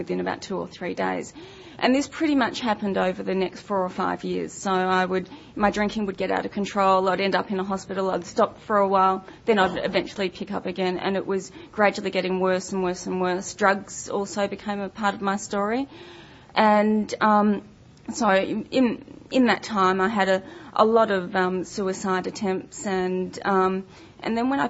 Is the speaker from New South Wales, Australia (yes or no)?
no; Melbourne, Victoria, Australia; I grew up in Melbourne